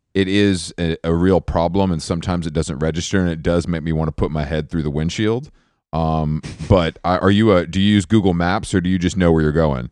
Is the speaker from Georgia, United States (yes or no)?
yes; Atlanta, Georgia, United States; moved away; I grew up in Atlanta, so it's, like, in my blood